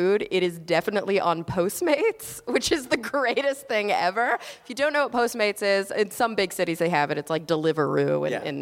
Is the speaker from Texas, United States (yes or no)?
yes; Plano, Texas, United States; I grew up in the suburbs. I grew up in Plano, Texas, which is the town outside of Dallas